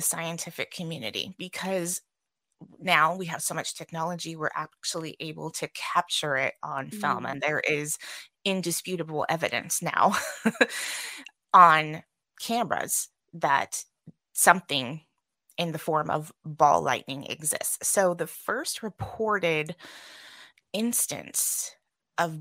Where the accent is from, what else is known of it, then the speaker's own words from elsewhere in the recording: California, United States; moved away; I'm from California originally